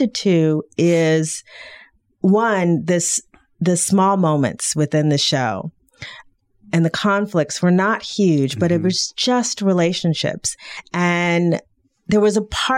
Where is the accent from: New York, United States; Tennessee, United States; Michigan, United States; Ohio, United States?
Michigan, United States; Detroit; I'm from Detroit, you know, which is you know, a black city